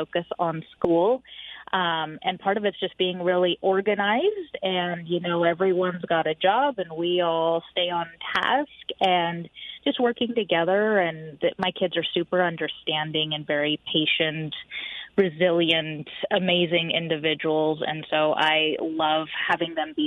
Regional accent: Sunnyside, Washington, United States; also born or lived in Yakima / Spokane / Tri-Cities; I grew up in Sunnyside and then later lived in Yakima and WSU undergrad there, and then back to WSU again and here in Spokane

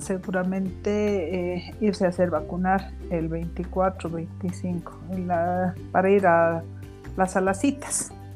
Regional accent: Bolivia; como buenos bolivianos

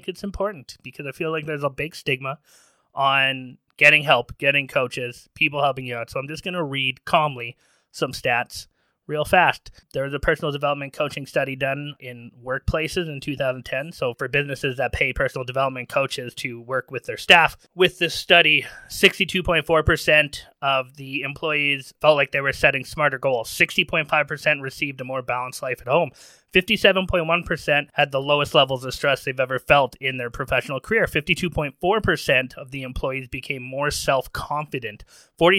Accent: Manitoba, Canada; We're from Manitoba, and in Manitoba, you're kind of taught to keep your shit to yourself

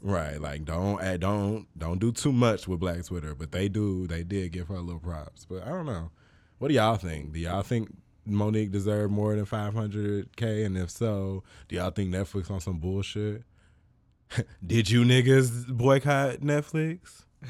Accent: Chicago, Illinois, United States; I'm from Chicago

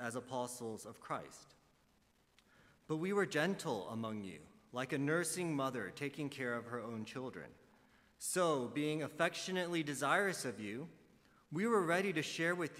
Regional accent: Dallas, Texas, United States; moved away as an adult; also born or lived in Los Angeles; now in Southern California, United States; I did grow up in Dallas, Texas

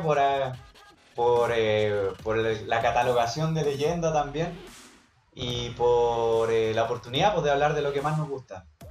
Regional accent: Iquique, Tarapacá, Chile; yo soy de Iquique

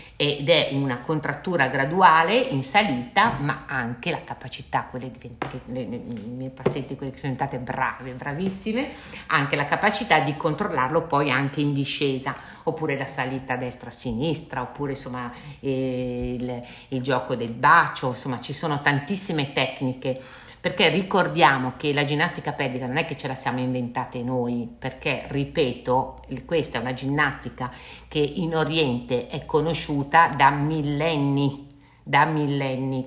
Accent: Milan, Lombardy, Italy; io sono di Milano, visito a Milano

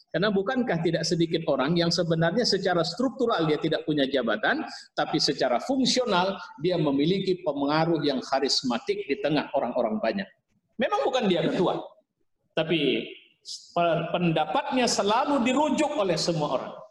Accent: Pematangsiantar, North Sumatra, Indonesia; Nah, saya dari Siantar juga Pak, kampung saya di Siantar. Jadi saya

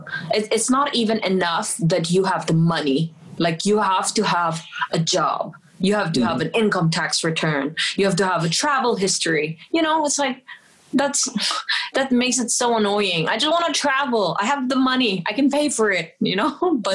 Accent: Philippines; for example, I'm Filipina and you're British

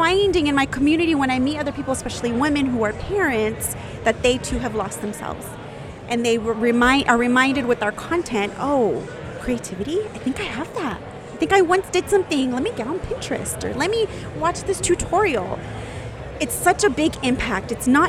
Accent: San Jose, California, United States; In San Jose, California.

